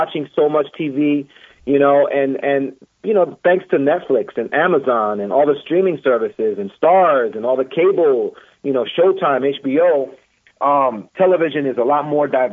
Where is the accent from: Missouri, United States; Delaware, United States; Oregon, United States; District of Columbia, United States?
District of Columbia, United States; Washington; I grew up in Northwest D.C., right by Roosevelt High School